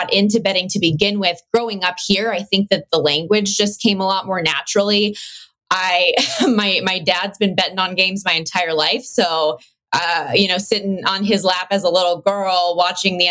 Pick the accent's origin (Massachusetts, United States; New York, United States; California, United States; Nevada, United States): Nevada, United States; Las Vegas; born or raised there